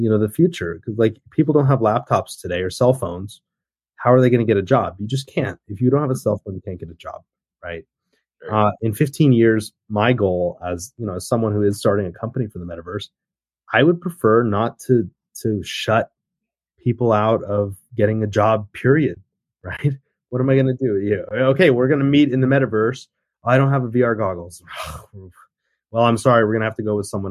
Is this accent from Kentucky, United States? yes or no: yes; Murray, Kentucky, United States; moved away as an adult; also born or lived in South Korea / Taipei, Taiwan; I grew up in Murray, Kentucky. It's a very small town in Western Kentucky.